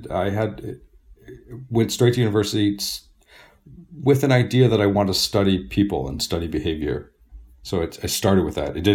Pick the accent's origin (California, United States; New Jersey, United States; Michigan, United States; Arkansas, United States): Michigan, United States; Detroit; I, I, guess if you've been to Astana, uh, you have some sense of what it's like to grow up in Detroit, just the brutal bitterness of the cold and the heat.